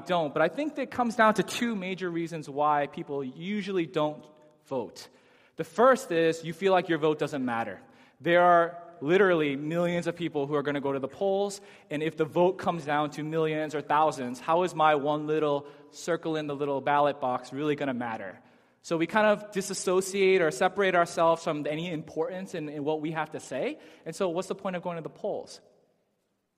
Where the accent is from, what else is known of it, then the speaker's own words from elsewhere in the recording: Chelmsford, Massachusetts, United States; also born or lived in Lowell, Massachusetts / Amherst, Massachusetts; now in Boston, United States; I was born in Lowell, Massachusetts. I grew up in Chelmsford, Massachusetts.